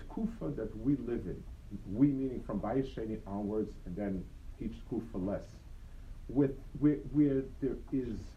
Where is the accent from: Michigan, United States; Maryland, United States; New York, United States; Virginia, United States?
New York, United States; New York City; Near where I grew up on the Lower East Side, so the yeshiva was two blocks away from my house